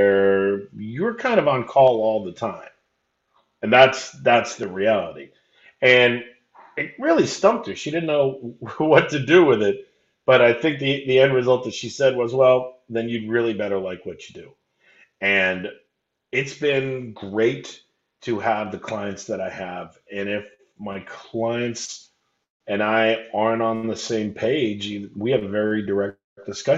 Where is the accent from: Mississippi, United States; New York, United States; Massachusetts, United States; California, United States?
California, United States; Anaheim; I grew up in Anaheim